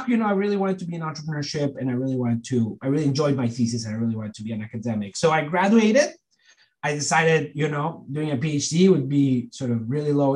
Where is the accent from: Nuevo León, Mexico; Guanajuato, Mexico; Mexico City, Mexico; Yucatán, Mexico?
Nuevo León, Mexico; Monterrey; moved away as an adult; So I grew up in Mexico, this area in the northeast called Monterrey, which is like sort of a kind of big city over there